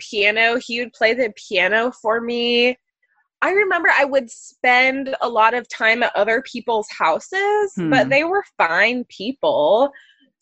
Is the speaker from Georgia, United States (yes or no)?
no; Ohio, United States; also born or lived in Texas; I was born in Texas. My mom didn't want me to live in a city. She wanted me to be raised in a small, rural, safer town. So we moved to Ohio, where she was originally from